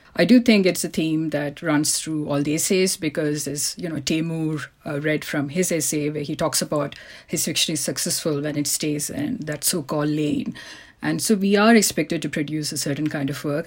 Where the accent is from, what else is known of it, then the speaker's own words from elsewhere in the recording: India; moved away; I was born in India